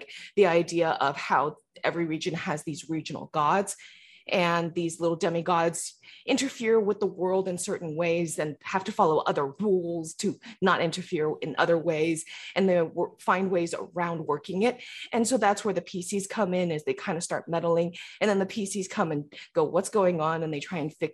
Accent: San Francisco, California, United States; also born or lived in Taiwan; I was born and raised in San Francisco.

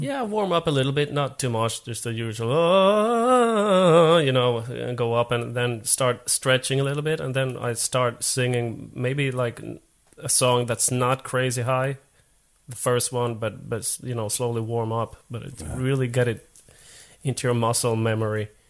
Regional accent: Finland; first language Swedish; English is a second language; moved away as an adult; now in Sweden; i was born in Finland, but I'm a Swedish-speaking Finn. So, right. but I've been I've been in Sweden for 20 years now.

